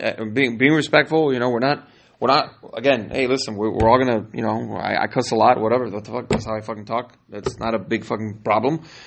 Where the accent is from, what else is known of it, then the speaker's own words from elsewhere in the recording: California, United States; now in Miami, United States; I'm from California